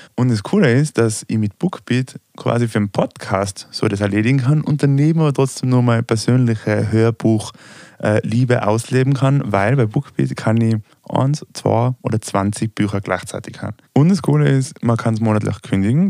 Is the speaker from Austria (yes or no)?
yes; Austria; ich komme aus Österreich